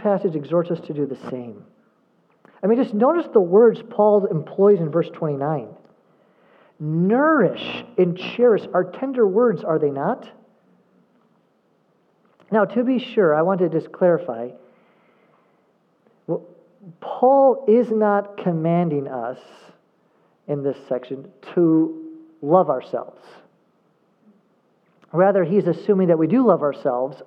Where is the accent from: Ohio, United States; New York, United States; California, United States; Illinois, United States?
Illinois, United States; just outside of Chicago; I grew up just outside of Chicago, and I lived there for college